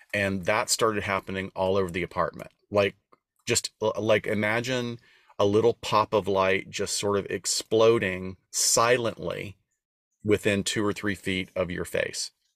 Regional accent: Deep South, United States; moved away; also born or lived in Los Angeles; we're both from an area of the country. We're from the Deep South

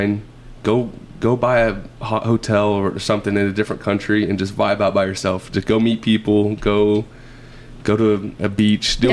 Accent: the South, United States; also born or lived in Springfield, Missouri; I'm from the South

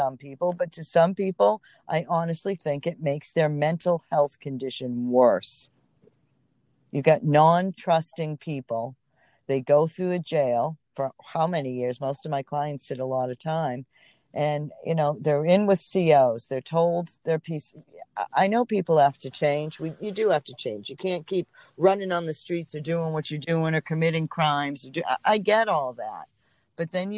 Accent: Boston, Massachusetts, United States; also born or lived in Atlanta, Georgia; Boston, I'm a Boston girl, so that's my hometown

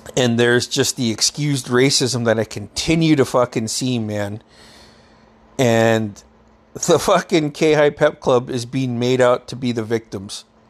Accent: Metlakatla, Alaska, United States; When I was a kid, growing up in Metlakahtla

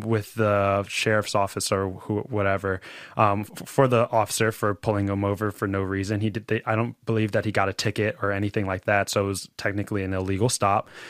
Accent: Philadelphia, Pennsylvania, United States; I'm from Roxborough

